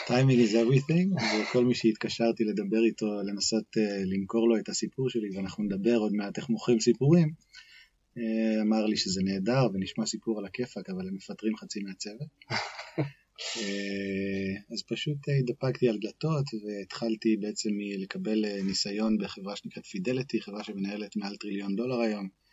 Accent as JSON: {"language": "Hebrew", "town": "Haifa", "region": "Haifa District", "country": "Israel", "tie": "born or raised there", "also_born_or_lived": "United States", "moved": "as an adult", "said": "נולדתי בחיפה, בישראל"}